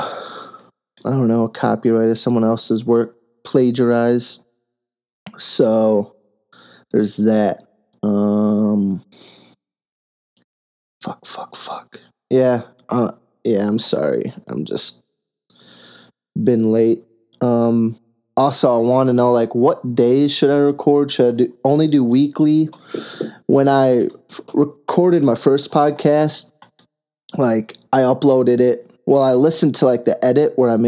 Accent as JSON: {"language": "English", "country": "United States"}